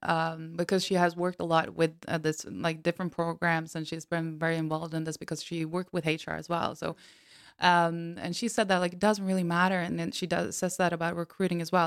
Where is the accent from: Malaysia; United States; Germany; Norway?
Norway; I'm from Norway and, and white